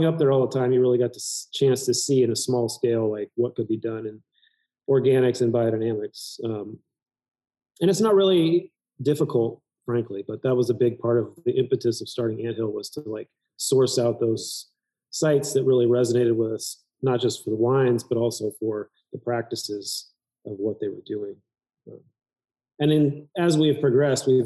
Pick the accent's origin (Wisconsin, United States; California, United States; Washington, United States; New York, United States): California, United States; Graton; also born or lived in Oregon; now in Healdsburg, United States; I grew up in Grayton, California, right by Iron Horse Winery